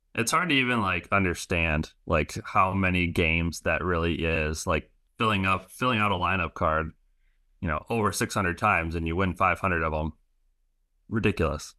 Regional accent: Grand Rapids, Michigan, United States; growing up in Grand Rapids

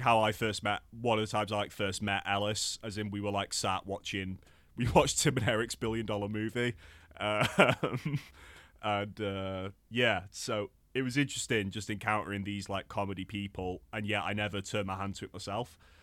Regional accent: Crewe, North West England, United Kingdom; it's like my lo, my hometown's venue

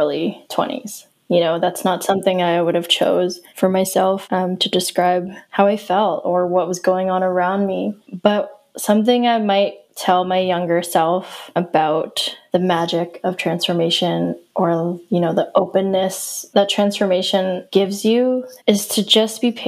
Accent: Yarmouth, Nova Scotia, Canada; now in Halifax, Canada; I grew up in Yarmouth, Nova Scotia, small town, 3 hours away from Halifax, which is where I am now.

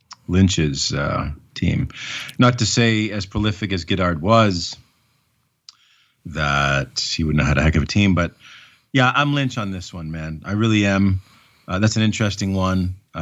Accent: Canada; as a Canadian who loved wrestling

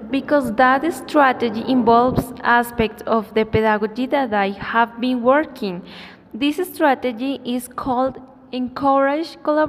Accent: Philippines; I'm from Philippines

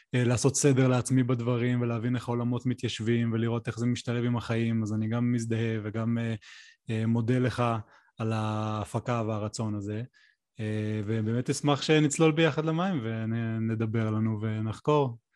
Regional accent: the Center, Central Israel, Israel; now in Mitzpe Ramon, Israel; אני גר במצפה רמון עם משפחתי, אמ, אני במקור מהמרכז, אבל אני הרבה שנים כבר אה, בדרום

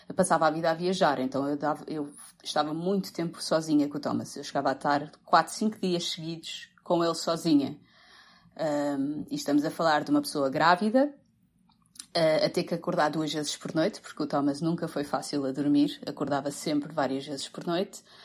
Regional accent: Cascais, Lisbon, Portugal; moved away as an adult; now in United States; Sou nascida criada, e criada em Cascais, portanto, sou, apesar do meu nome ser zero português, sou portuguesa

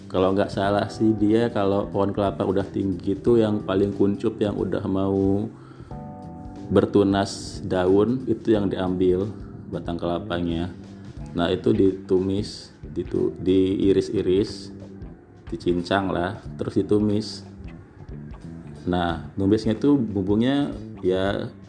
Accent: Krui, Lampung, Indonesia; nah ini masakan khas dari kampung saya dari Kroy

